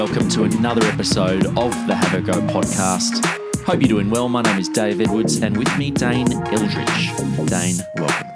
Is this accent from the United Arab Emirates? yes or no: no; Australia